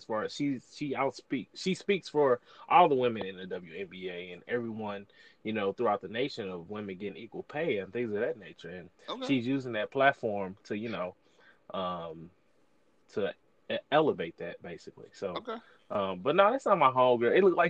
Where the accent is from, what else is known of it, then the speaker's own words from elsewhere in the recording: St. Louis, Missouri, United States; I'm from St. Louis